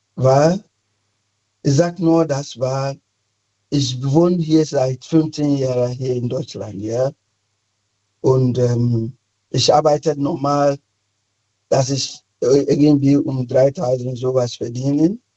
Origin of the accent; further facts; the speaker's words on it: Ghana; German is a second language; moved away as an adult; now in Cologne, Germany; Ich komme ursprünglich aus Ghana